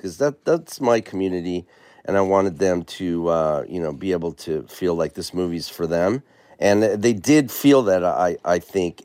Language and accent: English; San Diego, California, United States; I'm, I'm from the border, I'm from San Diego